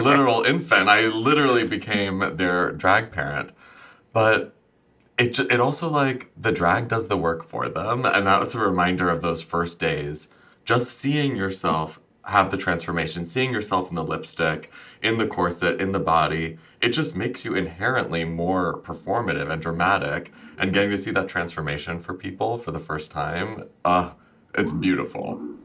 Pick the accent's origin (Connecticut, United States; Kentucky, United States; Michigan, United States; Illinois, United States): Illinois, United States; Champaign; my hometown where I first went out in drag in small town Illinois